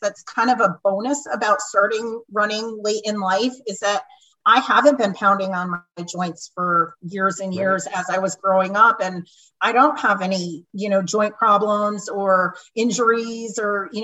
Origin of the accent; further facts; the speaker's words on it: right outside of Hartford, central Connecticut, United States; moved away as an adult; also born or lived in Rhode Island; now in Wilmington, United States; I grew up in Connecticut, in central Connecticut, right outside of Hartford.